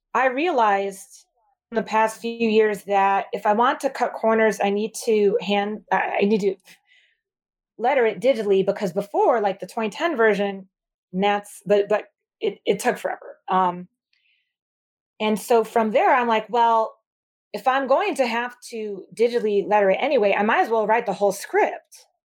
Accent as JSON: {"language": "English", "region": "Michigan", "country": "United States", "moved": "as an adult", "lives_now": "New York City, United States", "said": "I'm from Michigan originally."}